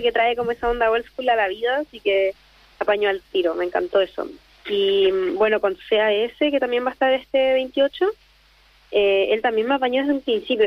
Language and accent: Spanish; Chile; moved away as an adult; now in Santiago, Chile; Yo soy de Villa